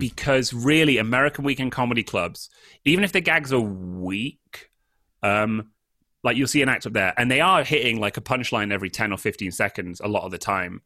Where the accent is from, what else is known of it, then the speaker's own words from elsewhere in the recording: United Kingdom; moved away; I'm British